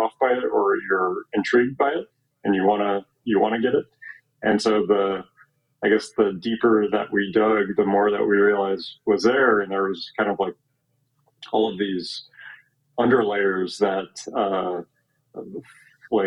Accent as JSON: {"language": "English", "town": "Omaha", "region": "Nebraska", "country": "United States", "tie": "born or raised there", "moved": "as an adult", "lives_now": "Chicago, United States", "said": "I grew up in Omaha, Nebraska, and I was practicing there. I live in Chicago now"}